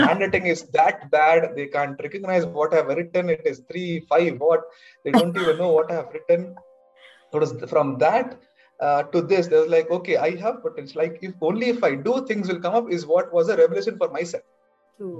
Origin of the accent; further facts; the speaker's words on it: Hubli, Karnataka, India; born and brought up in Hubli.